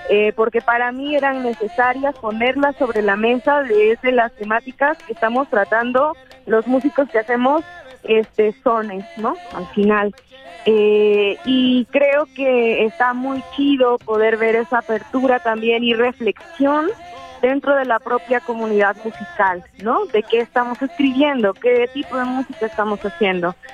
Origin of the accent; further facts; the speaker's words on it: Veracruz, Mexico; esta es una ofrenda de amor y de cariño a, pues a mi pueblo, a de Campo, pero a Veracruz también, a Jalapa.